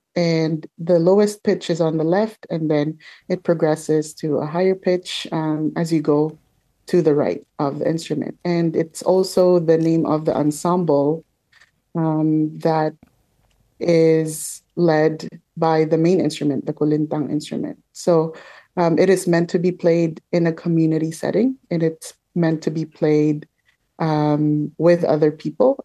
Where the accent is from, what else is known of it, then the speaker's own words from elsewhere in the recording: Manila, Metro Manila, Philippines; now in Toronto, Canada; I grew up in the Philippines in Manila